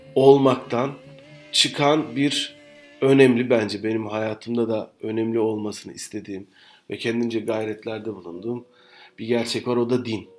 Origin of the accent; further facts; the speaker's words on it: western Turkey, Turkey; Ben de sen de Türkiye'nin batı e, kesiminde doğduk